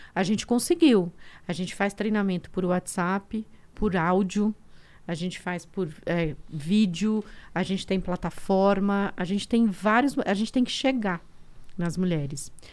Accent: Diadema, São Paulo, Brazil; also born or lived in Alagoas; nasci no sertão de Alagoas, com todas aquelas. aquelas eu uhum, brinco que eu sou um é. kit diversidade, né? Eu sou um kit diversidade. e fui criada em Diadema

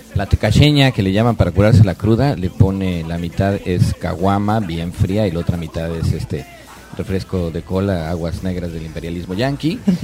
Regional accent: Yucatán, Mexico; moved away as an adult; also born or lived in Mexico City; Soy yucateco

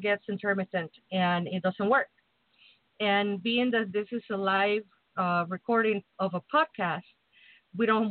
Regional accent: Mexico City, Mexico; now in Chicago, United States; I'm from Mexico City. I'm basically from the tropics

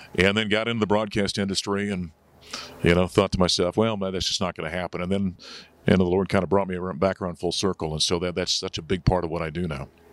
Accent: North Dakota, United States; moved away as an adult; also born or lived in Syracuse, New York; now in Colorado, United States; So I grew up in a, in a, you know, farming and ranching communities up in North Dakota

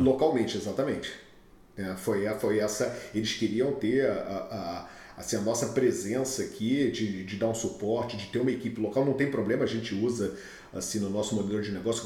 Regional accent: Rio de Janeiro, Brazil; accent: carioca; moved away as an adult; now in Houston, United States; eu sou nascido e criado no Rio de Janeiro, acho que já deu para ver com, com o sotaque

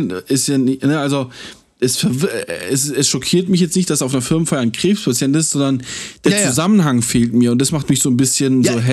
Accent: Germany; ich bin kein Ausländer, äh, weil ich bin in Deutschland geboren und hier aufgewachsen, aber wenn ich es brauche, dann bin ich ein Ausländer, so.

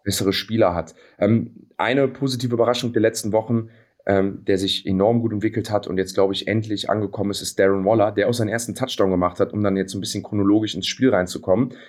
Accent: Cologne, North Rhine-Westphalia, Germany; wir sind ja alle Kölner

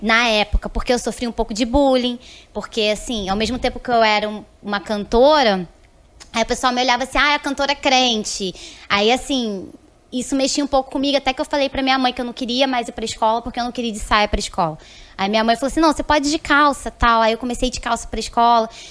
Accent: interior of São Paulo, Brazil; also born or lived in Recife, Pernambuco; Eu nasci em Recife, mas com sete anos eu fui morar em São Paulo

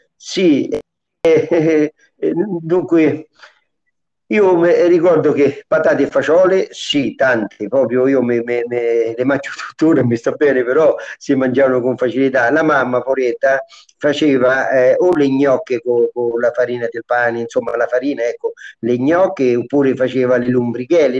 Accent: Lubriano, Lazio, Italy; le piazze di Lu, del mio paese.

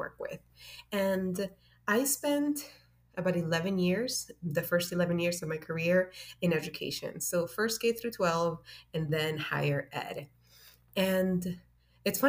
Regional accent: Miami, Florida, United States; also born or lived in Honduras; I was raised in Miami

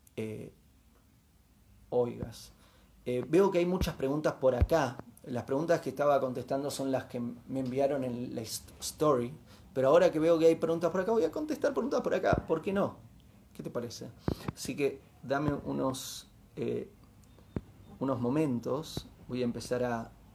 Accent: Bariloche, Río Negro, Argentina; Me crié en Bariloche en los 80

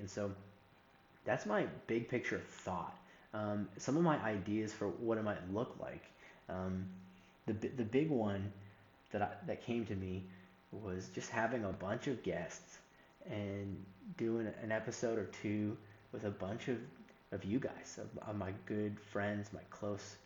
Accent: Northeast, United States; moved away as an adult; also born or lived in the Carolinas; I grew up in the Northeast

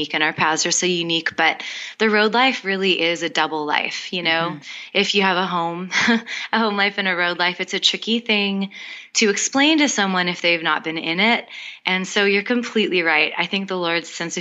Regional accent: Winnipeg, Manitoba, Canada; moved away as an adult; now in Nashville, United States; we both grew up about 5 minutes away from each other in Winnipeg, Manitoba

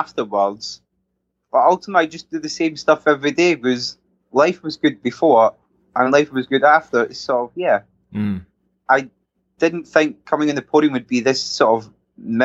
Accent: Scotland, United Kingdom; being Scottish

